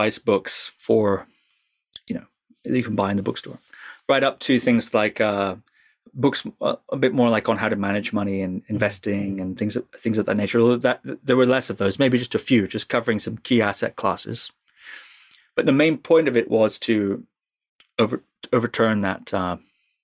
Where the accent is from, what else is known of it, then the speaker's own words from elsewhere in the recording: Scotland, United Kingdom; I'm from Scotland